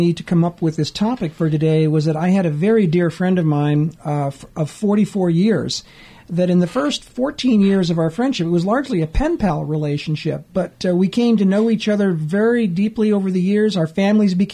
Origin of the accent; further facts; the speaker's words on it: Los Angeles, California, United States; I grew up in the San Fernando Valley